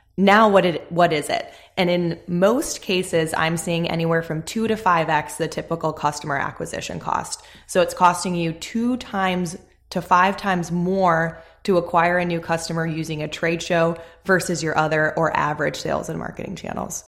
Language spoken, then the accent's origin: English; Chicago, Illinois, United States; moved away as an adult; now in Charlotte, United States; I grew up in the Chicagoland area. I spent my whole life there until we moved to Charlotte about a year ago now